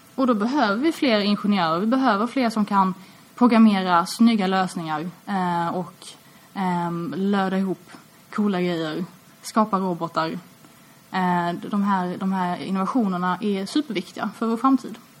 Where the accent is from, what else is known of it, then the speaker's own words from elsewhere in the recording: Malmö, Skåne, Sweden; Jag är uppvuxen i Malmö, eh, och jag har alltid bott här.